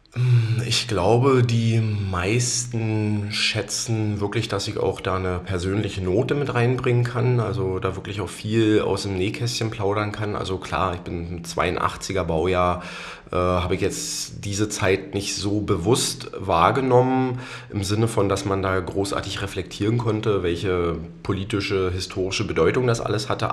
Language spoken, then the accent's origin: German; Potsdam, Brandenburg, Germany; Also ich bin 1982 hier in Potsdam geboren und habe im Prinzip mein ganzes Leben hier verbracht. Also bin ein waschechter Einheimischer